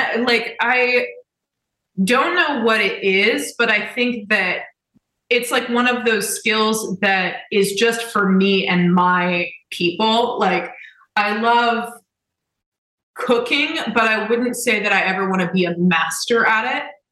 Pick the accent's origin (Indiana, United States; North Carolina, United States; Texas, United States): Indiana, United States; Indianapolis; I'm from Indianapolis.